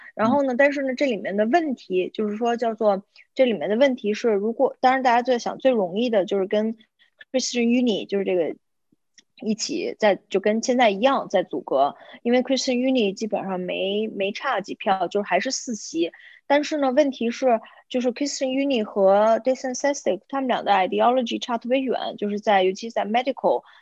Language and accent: Chinese; Beijing, China; moved away as an adult; also born or lived in Tilburg, Netherlands; now in The Hague, Netherlands; 我是北京人，然后我是两千零一年的时候来到荷兰，在迪尔堡大学上的本科和硕士工商管理